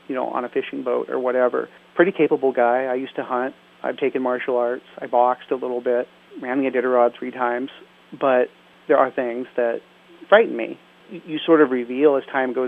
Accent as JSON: {"language": "English", "region": "Alaska", "country": "United States", "tie": "born or raised there", "said": "We lived in the bush up in Alaska for a good deal of my childhood."}